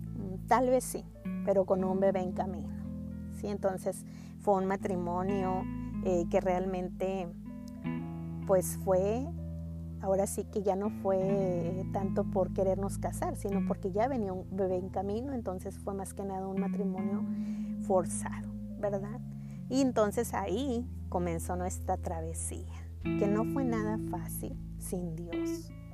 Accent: Mexico; now in Texas, United States; Soy mexicana, pero radico en Texas, junto a mi bella familia

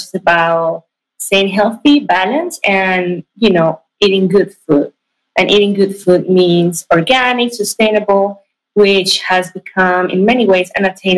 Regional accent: Ibagué, Tolima, Colombia; moved away as an adult; also born or lived in Bogota, Colombia / California, United States; now in Silicon Valley, United States; Actually, I was born in Bogota, but I was definitely raised in Ibagué. It's a city in the center of Colombia

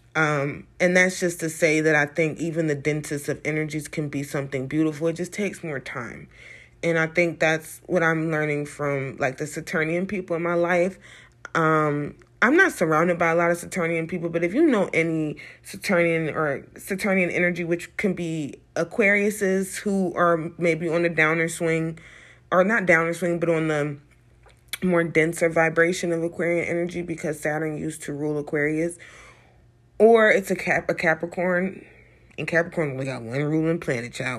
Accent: United States

